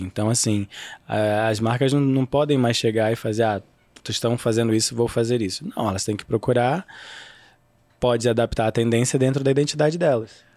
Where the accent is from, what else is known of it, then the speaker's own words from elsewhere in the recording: Rio de Janeiro, Brazil; eu sou carioca